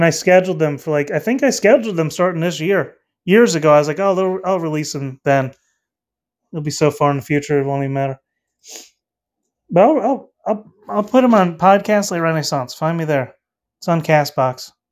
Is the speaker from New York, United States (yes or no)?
no; North Carolina, United States; Um, I'm from North Carolina. I'm out in the states.